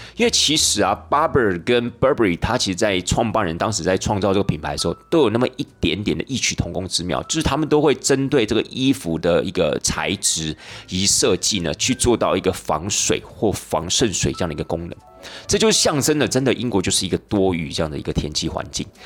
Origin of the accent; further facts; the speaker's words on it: Taiwan; 那我们台湾人呢，就把它。简称为叫所谓的剑桥包